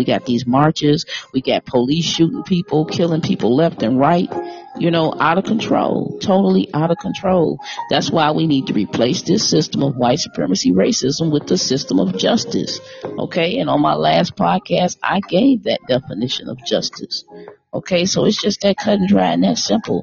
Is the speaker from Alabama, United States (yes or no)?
no; Detroit, Michigan, United States; I'm from Detroit